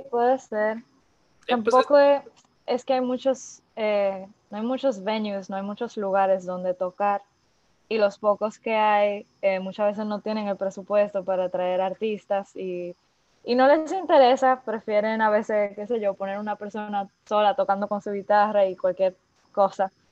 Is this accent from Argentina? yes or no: no; Dominican Republic; also born or lived in France / Montreal; ellos llegaron a la isla hace 24 años y yo era un bebé, tenía 5 meses. O sea que yo nunca viví en, en otro lado que sea República Dominicana